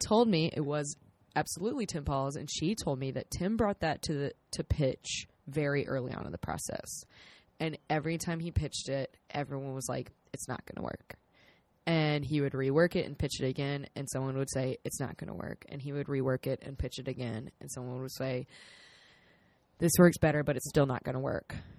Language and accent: English; South Carolina, United States; we're both from South Carolina.